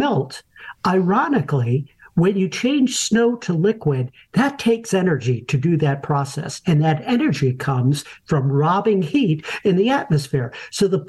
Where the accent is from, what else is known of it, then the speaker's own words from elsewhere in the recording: Buffalo, New York, United States; I was born and raised in Buffalo, New York, in one of the snowiest areas in the entire United States